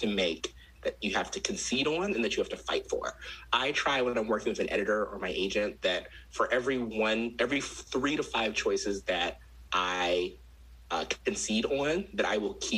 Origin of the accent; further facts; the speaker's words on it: Maryland, United States; I'm from Maryland